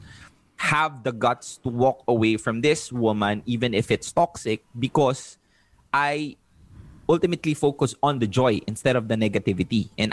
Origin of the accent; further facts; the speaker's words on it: Philippines; moved away; also born or lived in Davao City; I'm from Jensan